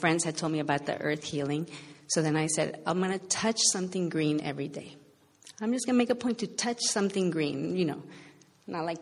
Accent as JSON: {"language": "English", "town": "Los Angeles", "region": "California", "country": "United States", "tie": "born or raised there", "also_born_or_lived": "Boston", "moved": "as an adult", "said": "I struggled to kind of find myself at home in L.A., even though I grew up here"}